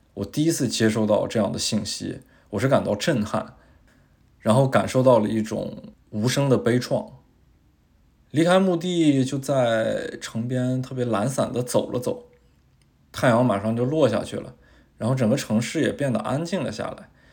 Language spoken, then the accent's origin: Chinese; China; 作为一个中国人的身份